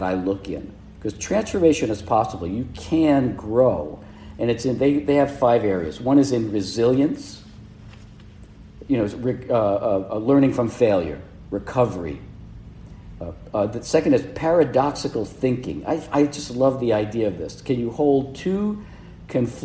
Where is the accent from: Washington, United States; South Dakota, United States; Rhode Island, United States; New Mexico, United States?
Rhode Island, United States; Providence; I grew up in Providence, Rhode Island